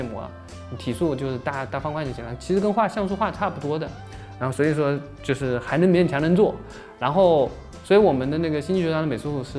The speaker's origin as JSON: {"language": "Chinese", "town": "Jinhua", "region": "Zhejiang", "country": "China", "lives_now": "Hangzhou, China", "said": "呃，浙江金华。"}